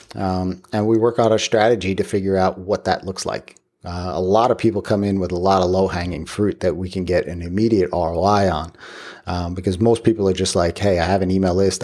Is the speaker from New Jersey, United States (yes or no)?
no; Long Island, New York, United States; I grew up on Long Island.